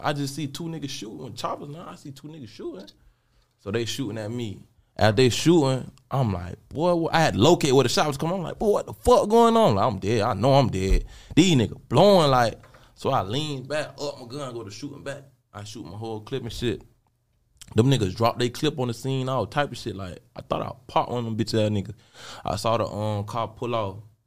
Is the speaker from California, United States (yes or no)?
no; Jacksonville, Florida, United States; I'm from Jacksonville, Florida.